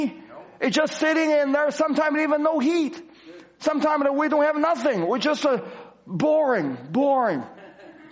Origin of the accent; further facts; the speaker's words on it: China; moved away; I go back to China, and I go back to my hometown